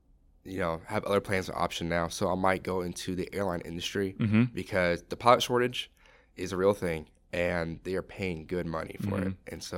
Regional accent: Oregon, United States; because I'm from Oregon

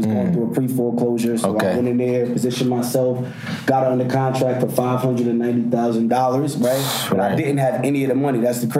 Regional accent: New York City, New York, United States; New World's young mogul, born and raised in Brooklyn, New York.

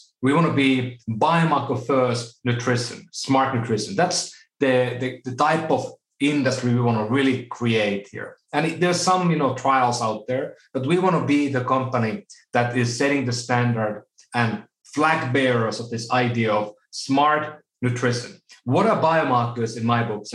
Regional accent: Oulu, North Ostrobothnia, Finland; now in United States; my hometown in Oulu, Finland

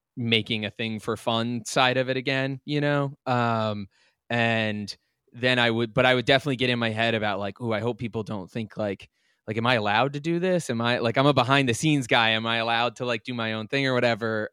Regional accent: Lovettsville, Virginia, United States; I grew up in this really tiny town called Lovettsville

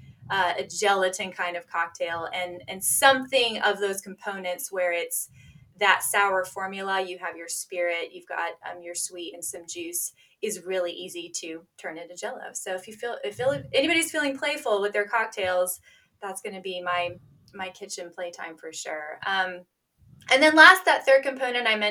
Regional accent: Kentucky, United States; also born or lived in North Dakota; I was raised a Kentucky lady

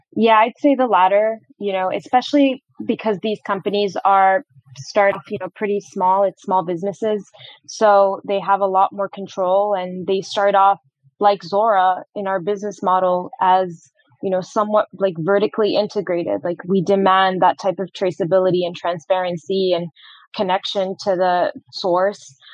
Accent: Morocco; moved away as an adult; also born or lived in Boston, United States; I was born and raised in Morocco and actually went to the US for college.

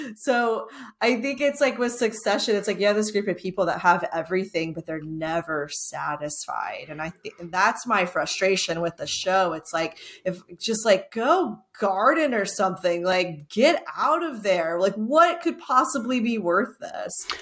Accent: Texas, United States; I'm also Texan

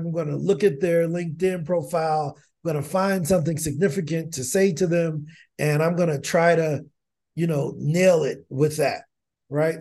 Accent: East St. Louis, Illinois, United States; I'm from East Saint Louis, and there's a, a former professional basketball player by the name of Darius Miles that went to my high school

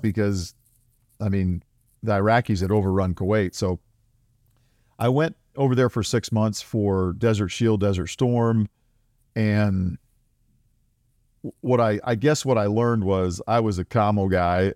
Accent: South Dakota, United States; moved away; I grew up in South Dakota. I grew up on a, a dirt farm there.

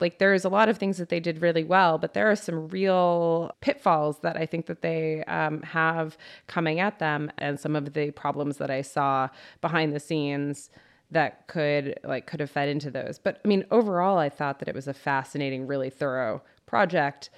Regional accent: United States; I'm an American

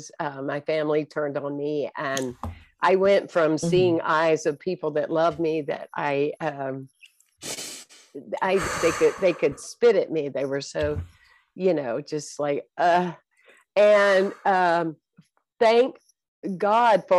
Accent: South Carolina, United States; I was born and raised in South Carolina

